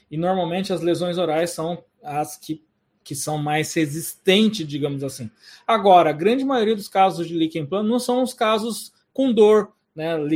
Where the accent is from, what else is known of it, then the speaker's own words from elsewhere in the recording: Suzano, São Paulo, Brazil; Suzano é minha cidade natal, Suzano é onde eu sou funcionário afastado e vamos ter curso sim.